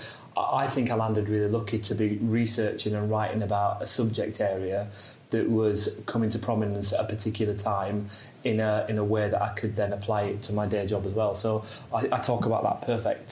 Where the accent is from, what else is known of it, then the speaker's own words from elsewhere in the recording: Yorkshire and the Humber, United Kingdom; moved away; I'm from South Yorkshire originally, so my dad's a steelworker, my mum was a home help